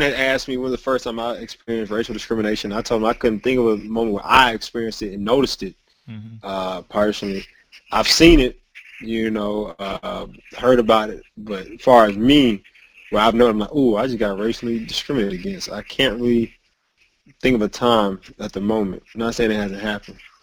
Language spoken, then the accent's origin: English; Georgia, United States; growing up in Georgia